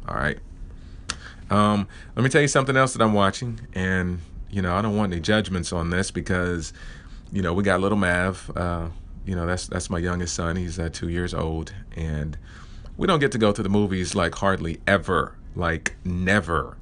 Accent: Oklahoma, United States; I am from Oklahoma

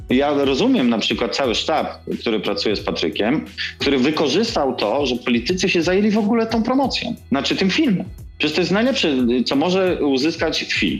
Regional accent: Kielce, Świętokrzyskie Voivodeship, Poland; moved away as an adult; also born or lived in Gdynia; jestem facetem z Kielc

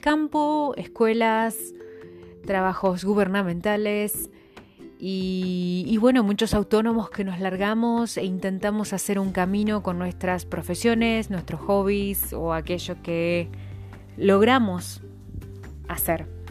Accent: La Pampa, Argentina; soy de La Pampa, una vasta provincia de Argentina

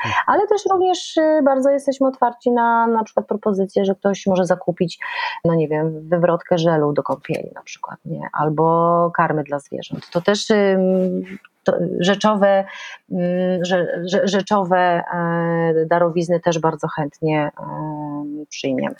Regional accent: Szczecin, West Pomeranian Voivodeship, Poland; moved away as an adult; ja jestem szczecinianką i, i przez pierwsze 20 lat y, tam mieszkałam.

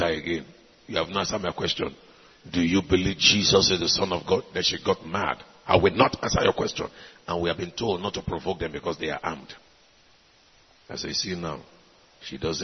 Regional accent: Nigeria; I came from Nigeria

